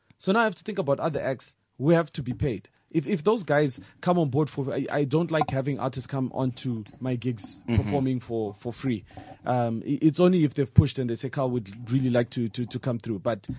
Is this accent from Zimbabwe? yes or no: yes; Zimbabwe; now in South Africa; all of our holidays in Zimbabwe have nothing to do with our way of life.